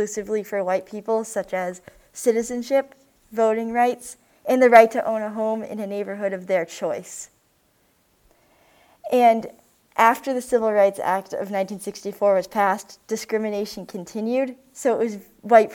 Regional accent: Massachusetts, United States; also born or lived in Florida; moved to Massachusetts. Both of my parents are from Massachusetts, and they grew up in middle-class towns, and so do I.

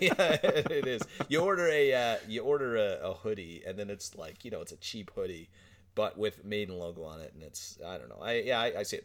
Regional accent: Newfoundland and Labrador, Canada; accent: Newfoundland; we're on this island on the edge

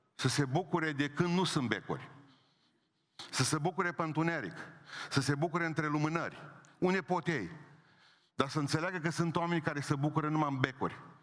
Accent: Oradea, Bihor County, Romania; sunt din Oradea.

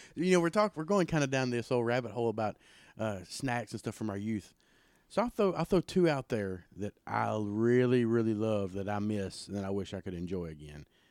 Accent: Pontotoc, Mississippi, United States; I grew up in South Pontotoc.

